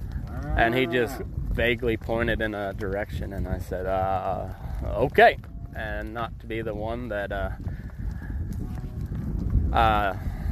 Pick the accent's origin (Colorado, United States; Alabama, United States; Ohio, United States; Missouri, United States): Colorado, United States; Two Buttes; I'm from the Great Plains, there we've got one mountain in the county I'm from, and it's actually a butte, two buttes, Colorado